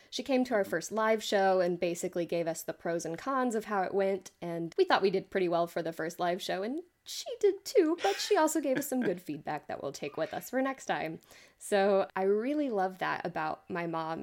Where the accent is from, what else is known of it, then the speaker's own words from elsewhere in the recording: Austin, Texas, United States; moved away as an adult; now in West Texas, United States; I grew up in Austin, Texas.